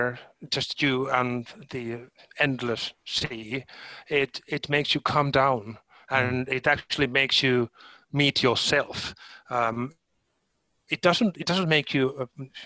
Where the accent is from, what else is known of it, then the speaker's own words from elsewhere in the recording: Helsinki, Uusimaa, Finland; my home city, my home country. Helsinki is by the sea.